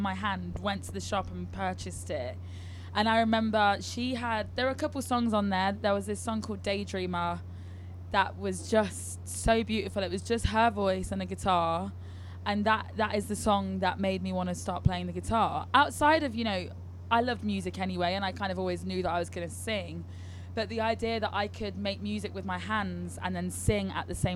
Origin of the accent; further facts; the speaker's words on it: Leicester, East Midlands, United Kingdom; also born or lived in London; Leicester where I'm from